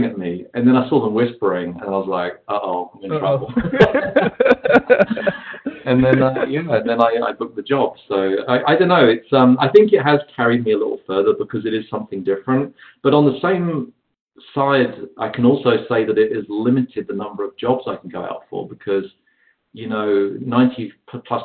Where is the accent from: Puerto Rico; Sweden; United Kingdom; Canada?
United Kingdom; London; moved away as an adult; also born or lived in San Diego, United States; now in Los Angeles, United States; I was the only British actor in the whole city